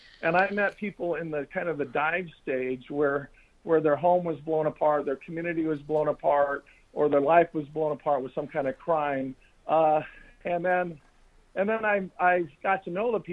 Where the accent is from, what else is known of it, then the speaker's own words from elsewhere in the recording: Fullerton, California, United States; I grew up in Fullerton, California.